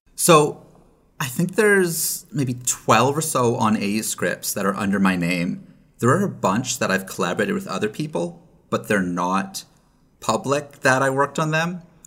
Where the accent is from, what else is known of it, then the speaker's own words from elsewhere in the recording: Canada; now in Los Angeles, United States; As a Canadian, I have the ability to go back home.